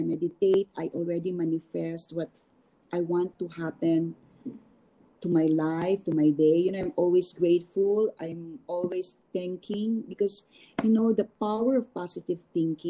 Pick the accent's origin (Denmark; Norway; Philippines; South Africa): Philippines; moved away; also born or lived in New York; as a Filipino designer